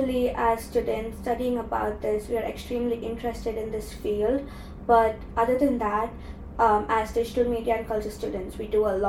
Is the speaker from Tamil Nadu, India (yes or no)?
yes; Chennai, Tamil Nadu, India; moved away as an adult; now in London, United Kingdom; I'm from Chennai in India